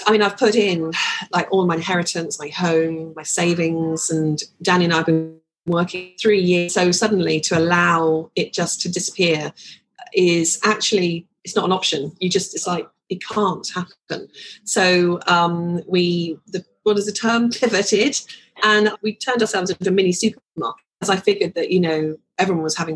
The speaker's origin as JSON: {"language": "English", "region": "London", "country": "United Kingdom", "tie": "born or raised there", "said": "I was born actually in Islington"}